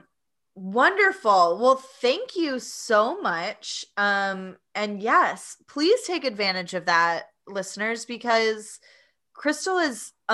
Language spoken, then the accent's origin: English; East Tennessee, United States; accent: Appalachian; I was born and raised in East Tennessee and in the Appalachian accent, which I don't have very much